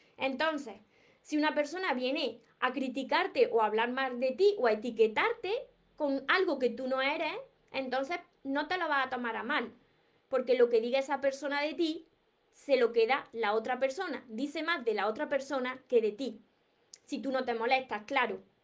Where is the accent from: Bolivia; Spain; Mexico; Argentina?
Spain; Córdoba, Andalusia; yo no pronuncio la S porque soy de Córdoba y, me como todas las S